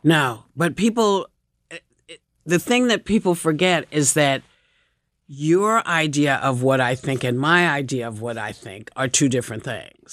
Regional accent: New York City, New York, United States; I had a friend in the audience who I grew up with in Chelsea

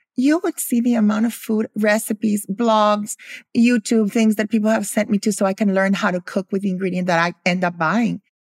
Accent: Guatemala; also born or lived in Philadelphia, United States; I grew up in Guatemala. I was born in Philadelphia.

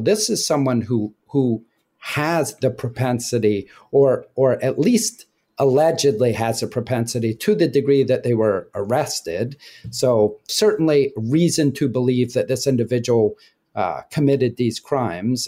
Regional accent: Scotland, United Kingdom; I grew up in Scotland

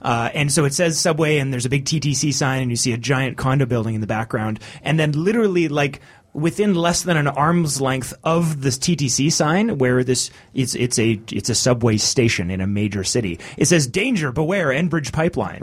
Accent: Canada; mine as a Canadian's

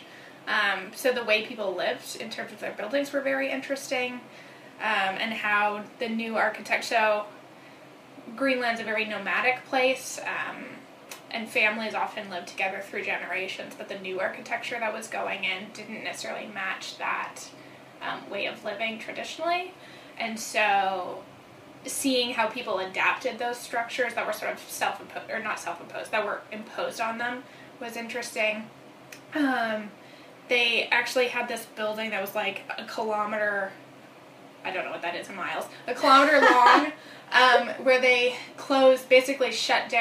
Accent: Brampton, Ontario, Canada; also born or lived in Waterloo; I am from Canada. I grew up outside of Toronto.

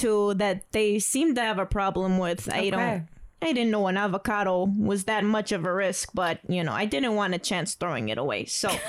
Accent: Ely, Minnesota, United States; I'm from Ely, Minnesota. Oh. So, you know, it was a long ride here. I took the Greyhound.

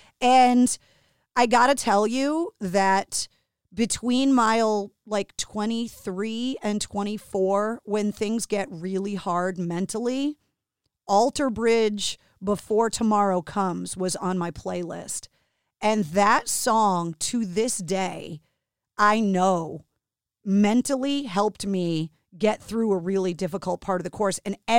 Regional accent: Boston, Massachusetts, United States; being born and raised in Boston and working in radio at WAF all those years

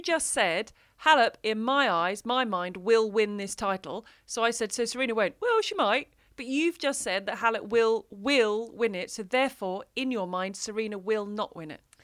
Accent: United Kingdom; I come from the U K, and there's rain.

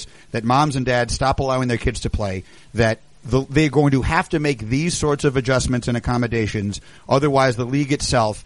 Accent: New York, United States; when I was a kid, I grew up in New York

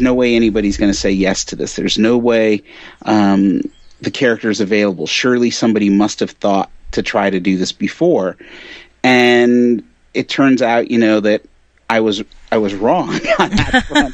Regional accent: Connecticut, United States; I grew up right outside New York City in Connecticut

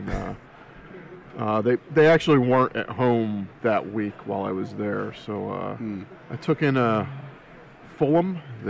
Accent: New Jersey, United States; moved away; I'm from South Jersey originally, and our family's had Eagles tickets in our family since the 70s

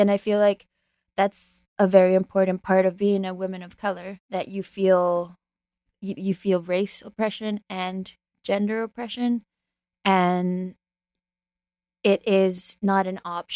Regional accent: Canada; also born or lived in Chile; I was born in Canada because of Pinochet

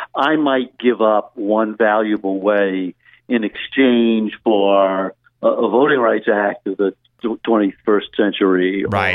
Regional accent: Louisiana, United States; now in New York City, United States; I'm speaking to you uh, from, from Louisiana, my, my home my home state

